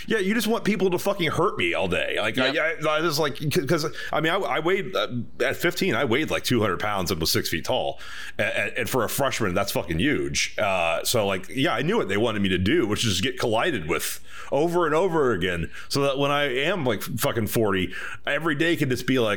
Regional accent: Texas, United States; I grew up in Texas

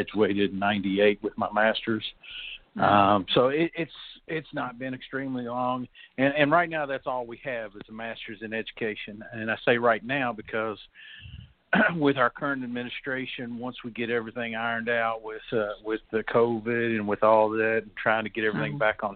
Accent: Georgetown, Kentucky, United States; also born or lived in Carrollton, Kentucky; I am a lifelong Georgetown, Kentucky resident. I was born in Carrollton, but shortly thereafter, my family moved here

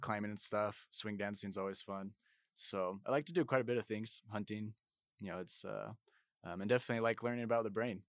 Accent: Orem, Utah, United States; also born or lived in Blanding, Utah; I'm from Orem, Utah

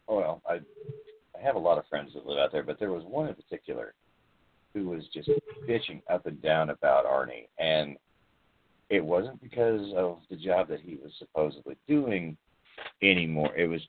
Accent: Chicago, Illinois, United States; I'm black. I'm from Chicago.

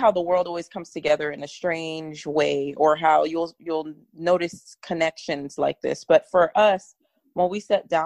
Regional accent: Miami, Florida, United States; we're from Miami. So, you know, where Trayvon Martin went to school, it was our home school

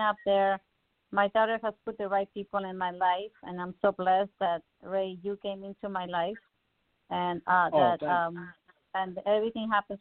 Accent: Mexico City, Mexico; moved away; I can teach you Spanish. I'm from Mexico City.

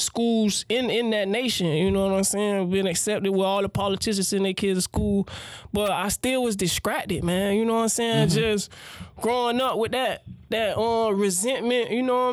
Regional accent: Miami, Florida, United States; I grew up in Little Haiti area. Grew up in Little Haiti and Alapata

